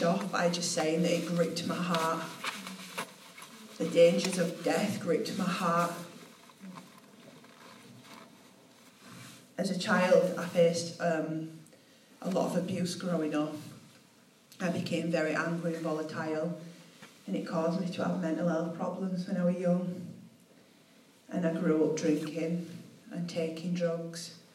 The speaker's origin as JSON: {"language": "English", "town": "Leeds", "region": "Yorkshire and the Humber", "country": "United Kingdom", "said": "I'm from Leeds"}